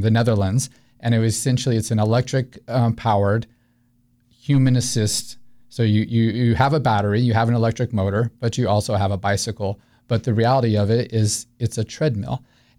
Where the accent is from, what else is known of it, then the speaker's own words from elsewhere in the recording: Albuquerque, New Mexico, United States; moved away as an adult; also born or lived in Missouri / New England; now in Winter Park, United States; I grew up in New Mexico. All my formative years there